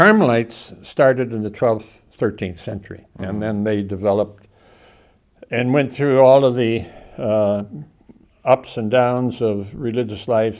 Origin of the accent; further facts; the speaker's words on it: California, United States; also born or lived in Chicago, Illinois / Seattle, Washington; We moved to California when I was 7, and I was raised in the West Coast in Southern California under the influence of the Jesuits.